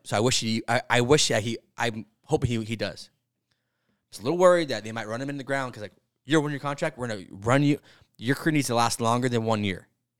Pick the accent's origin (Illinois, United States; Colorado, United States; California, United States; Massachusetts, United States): Illinois, United States; Chicago; Thick crust piece of note. I'm from Chicago. Yeah.